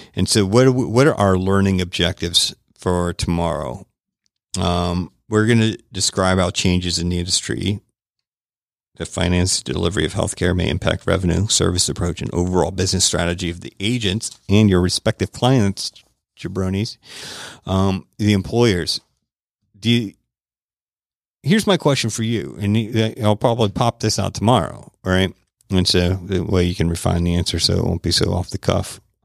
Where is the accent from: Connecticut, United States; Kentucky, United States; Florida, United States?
Florida, United States; Tampa; my hometown of Tampa, Florida